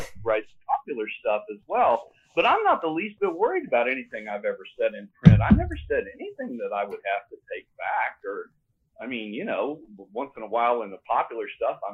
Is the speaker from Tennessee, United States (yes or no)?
yes; Tennessee, United States; moved away; I've lived here for a long time. I grew up in Tennessee